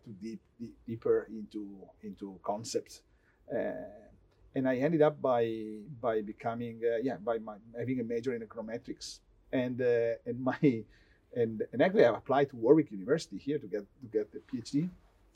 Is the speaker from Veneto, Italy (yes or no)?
yes; Vicenza, Veneto, Italy; I grew up in a town close to Venice, mm-hmm. Called Vicenza